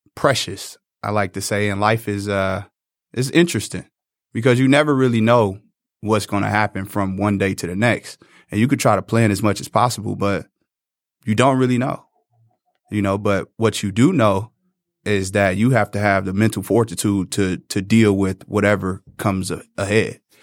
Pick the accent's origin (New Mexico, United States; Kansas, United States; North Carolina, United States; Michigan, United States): Michigan, United States; Detroit; I came from Northwestern High School.